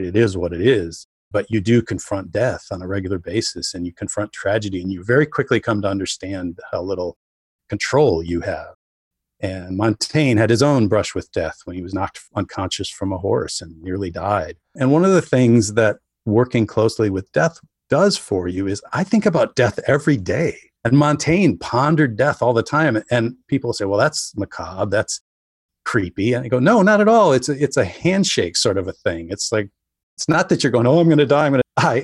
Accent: rural Wisconsin, United States; I wrote a book called Population 485, which was about being on the fire department in my hometown

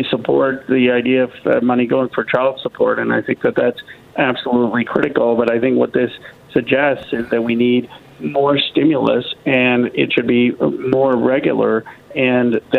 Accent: New Orleans, Louisiana, United States; I'm from New Orleans

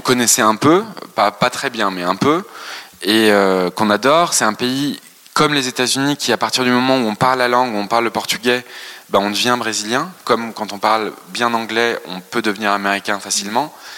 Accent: France; born or raised there

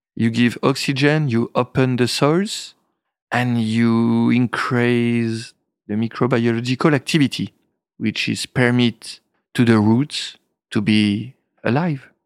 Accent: Épernay, Grand Est, France; English is a second language; also born or lived in Reims; I was born in Epernay, in, uh, the seventies, studying in Reims

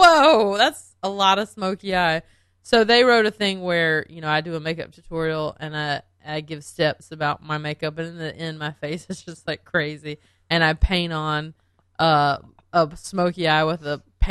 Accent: Belmont, North Carolina, United States; I'm from Belmont, but it's right by Charlotte

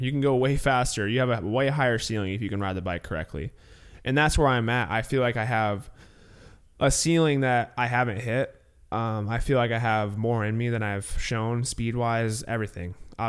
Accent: California, United States; because I definitely didn't have the normal growing up in California.

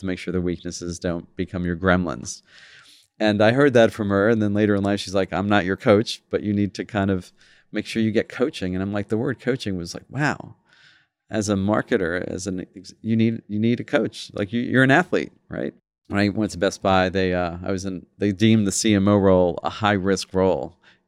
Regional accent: New York, United States; also born or lived in London, United Kingdom; I was born in London. He became a chef, was there for about 28 years, and then came to New York and worked in some pretty interesting restaurants. And that's where I grew up.

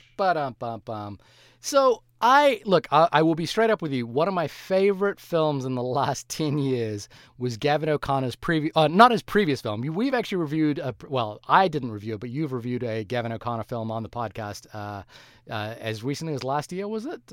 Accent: New Zealand; I am a New Zealander

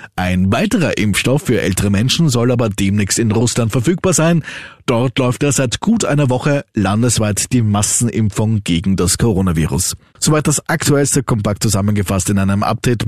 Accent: Austria; bei uns in Österreich

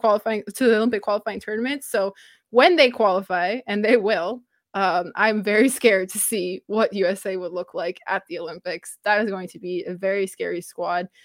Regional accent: Canada; as the Canadian on this podcast

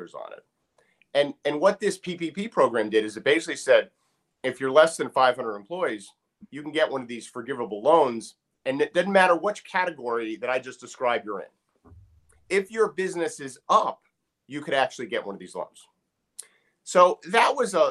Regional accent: New Jersey, United States; now in Maryland, United States; I'm from Jersey.

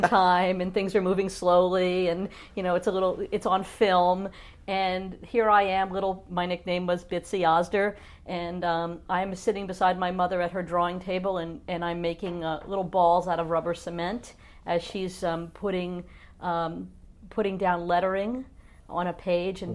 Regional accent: New Jersey, United States; moved away as an adult; also born or lived in Indiana / Missouri; I was from New Jersey

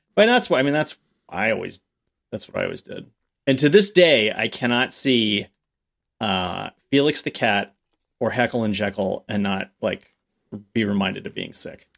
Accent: the New York area, United States; growing up in the New York area

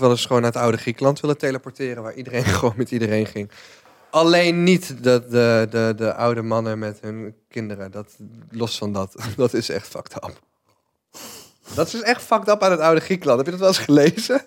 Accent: North Brabant, Netherlands; als Brabander

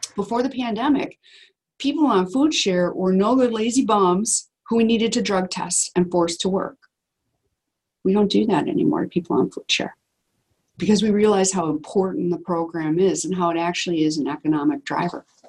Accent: Wisconsin, United States; we're from Wisconsin

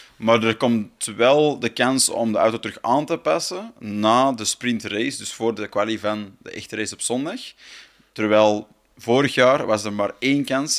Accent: Flanders, Belgium; voor ons als Vlaming

